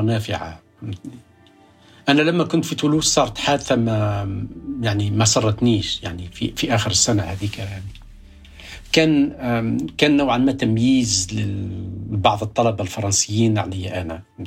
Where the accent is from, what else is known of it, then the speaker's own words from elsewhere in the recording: rural Kasserine, Kasserine Governorate, Tunisia; also born or lived in Baltimore, United States; now in United States; ولدت في الريف